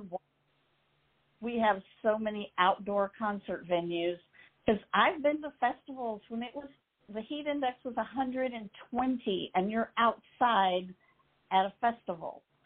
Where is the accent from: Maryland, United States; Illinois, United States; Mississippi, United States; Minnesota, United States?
Mississippi, United States; growing up in Mississippi, very few bands came to Mississippi